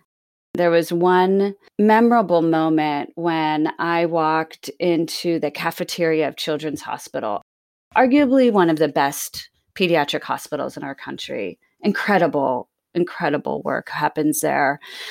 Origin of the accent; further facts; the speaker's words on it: Bermuda; my mother was born and raised in Bermuda. I'm Bermudian, and I moved back there after college and after grad school